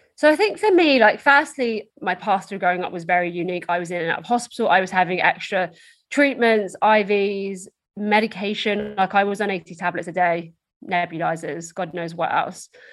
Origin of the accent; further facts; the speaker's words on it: Essex, East of England, United Kingdom; So I'm from Essex in the UK, which is just outside London